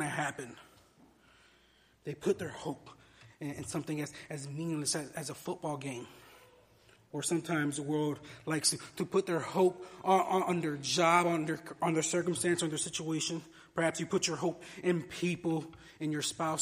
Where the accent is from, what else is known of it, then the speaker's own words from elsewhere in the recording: Miami, Florida, United States; moved away as an adult; I spent the first 22 years of my life growing up in Miami